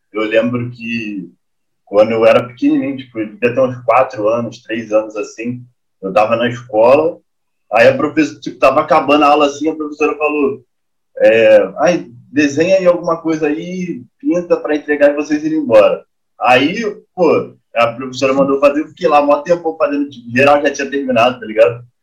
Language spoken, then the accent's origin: Portuguese; Brazil; Eu sou brasileiro, tá ligado?